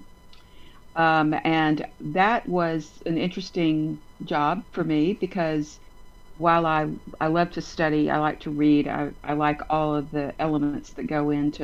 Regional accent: Montgomery, Alabama, United States; also born or lived in Texas / Washington, D.C.; I was born in Texas, but I was raised in Montgomery

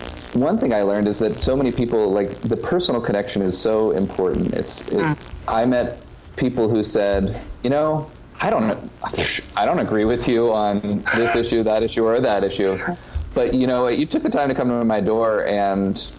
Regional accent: Maryland, United States; also born or lived in Virginia; I was born in Virginia, but when I was three, we moved to Maryland. And other than when I'm living abroad or going to seminary, it's been Maryland all the way.

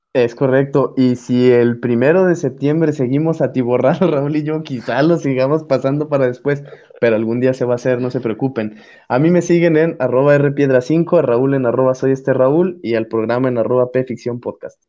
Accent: Mexico

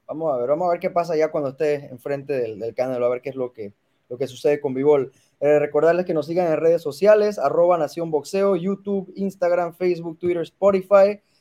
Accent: Mexico; soy mexicano

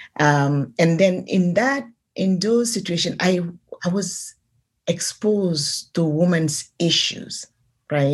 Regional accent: Senegal; moved away as an adult; now in San Francisco, United States; I'm from Senegal

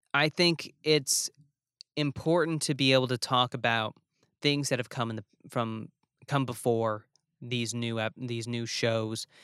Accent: New Jersey, United States; also born or lived in New York; as a northerner, as a kid from New Jersey and New York

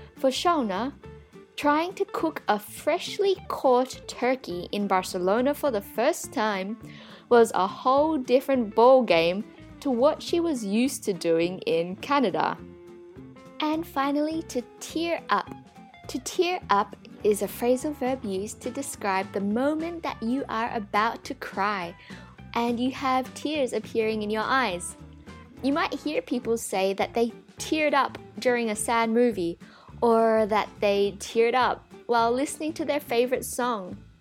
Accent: Australia; growing up in Australia

